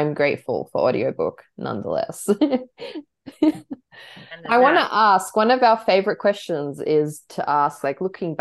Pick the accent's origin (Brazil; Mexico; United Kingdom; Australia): Australia; growing up like with a big Croatian influence, but then like being super Australian